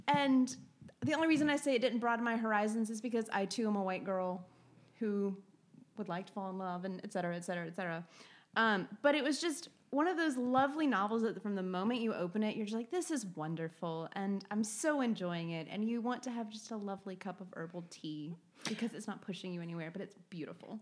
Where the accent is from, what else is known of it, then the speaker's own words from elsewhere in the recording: the South, United States; moved away; I'm from the South